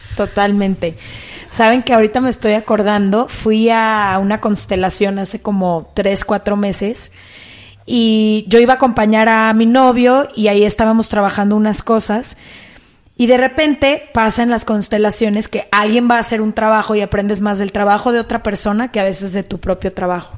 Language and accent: Spanish; Guadalajara, Jalisco, Mexico; moved away; Yo soy de Guadalajara